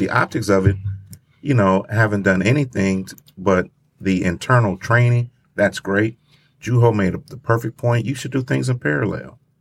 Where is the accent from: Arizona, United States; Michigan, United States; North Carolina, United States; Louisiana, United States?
Michigan, United States; Grand Rapids; my hometown